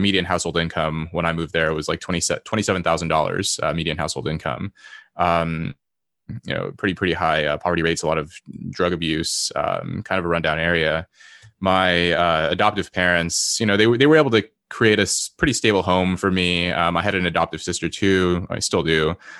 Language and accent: English; Los Angeles, California, United States; born there; I was born in Los Angeles to my mother, who, you know, very quickly became addicted to drugs shortly after I was born. She was an immigrant from South Korea